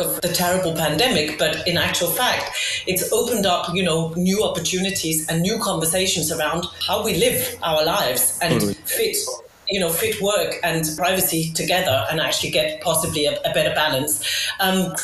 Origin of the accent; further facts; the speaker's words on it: Denmark; moved away; I'm from Denmark and my family is in Denmark